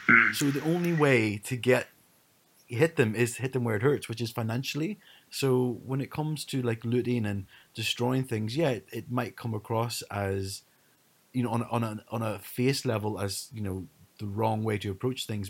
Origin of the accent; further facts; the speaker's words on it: Ireland; also born or lived in Leeds; growing up in Ireland, there was no alternative race than white